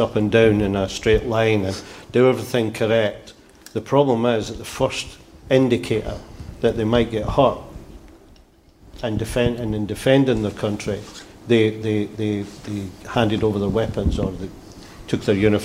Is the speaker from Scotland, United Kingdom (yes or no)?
yes; Scotland, United Kingdom